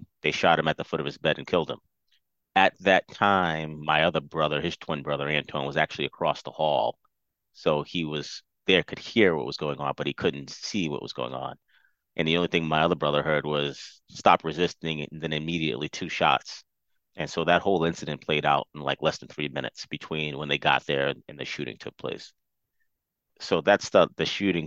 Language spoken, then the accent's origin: English; Fall River, Massachusetts, United States; also born or lived in Providence, Rhode Island; I'm from Fall River, Massachusetts.